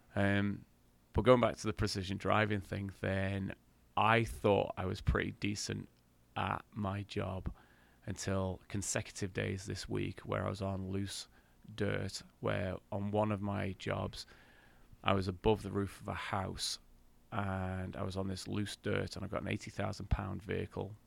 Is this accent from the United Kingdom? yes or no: yes; England, United Kingdom; I'm English and proud